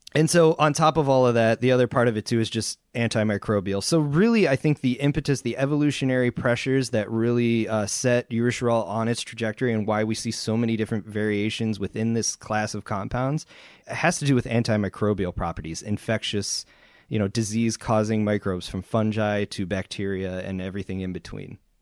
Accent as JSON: {"language": "English", "region": "East Coast", "country": "United States", "tie": "born or raised there", "said": "I grew up on the East Coast"}